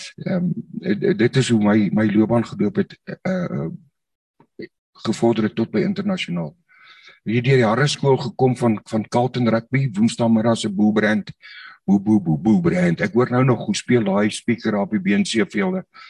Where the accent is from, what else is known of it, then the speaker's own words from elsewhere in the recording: Nigel, Gauteng, South Africa; moved away as an adult; ek is op Nigel gebore daar in die, in die in die Wille Ooste.